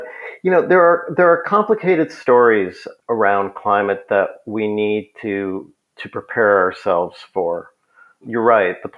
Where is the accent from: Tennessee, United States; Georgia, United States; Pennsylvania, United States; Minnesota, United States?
Minnesota, United States; Minneapolis; I grew up in Minneapolis